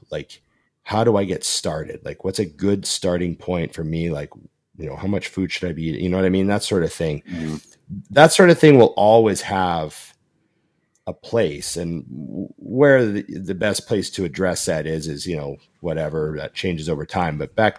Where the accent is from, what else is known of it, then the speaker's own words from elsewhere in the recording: Boston, Massachusetts, United States; You can't come to Gold's Venice and do this, not where I'm from. You know, I'm from Boston. You do this, you get knocked out in the gym.